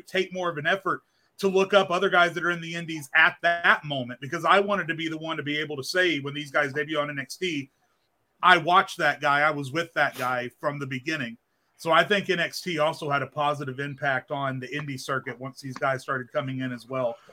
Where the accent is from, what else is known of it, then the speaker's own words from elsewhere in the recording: Arkansas, United States; I grew up in Arkansas